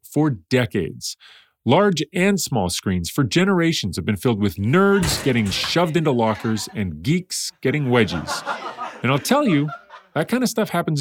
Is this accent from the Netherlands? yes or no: no; Edmonton, Alberta, Canada; I grew up in Edmonton, Canada in the early 80s.